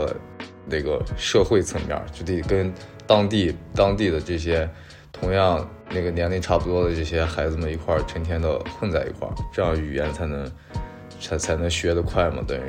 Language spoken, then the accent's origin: Chinese; Xinjiang, China; moved away as an adult; also born or lived in Saint Petersburg, Russia / Bishkek, Kyrgyzstan; 我是在新疆，对，上了小学、初中、高中，然后高中毕业之后就跟着我爸去了俄罗斯跟中亚